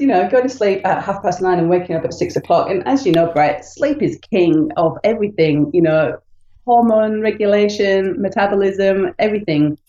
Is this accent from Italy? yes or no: no; United Kingdom; moved away; I'm from the UK, you can tell by my funny accent